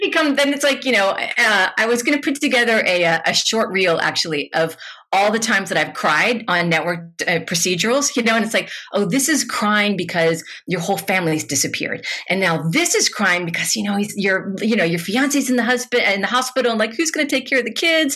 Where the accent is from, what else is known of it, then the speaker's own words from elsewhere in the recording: Louisville, Kentucky, United States; moved away; I am from Louisville